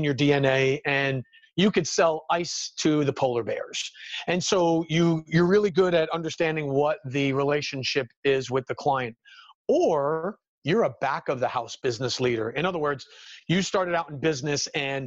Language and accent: English; New Jersey, United States; born and raised in New Jersey, still here, still living in the Garden State